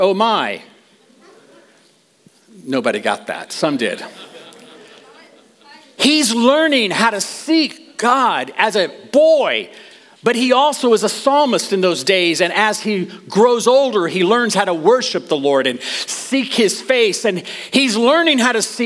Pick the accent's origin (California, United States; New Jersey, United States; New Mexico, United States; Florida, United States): New Mexico, United States; I grew up in New Mexico